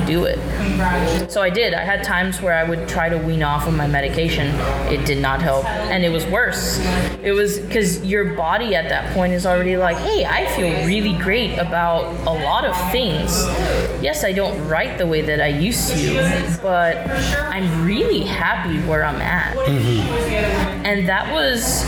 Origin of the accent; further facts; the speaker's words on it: Mission, Texas, United States; I am from Mission